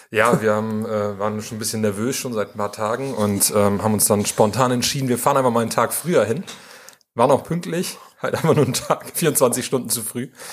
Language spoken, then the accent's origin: German; Bremen, Germany; moved away as an adult; also born or lived in Vienna, Austria / Australia; now in Münster, Germany; ich in Bremen geboren wurde und aufgewachsen bin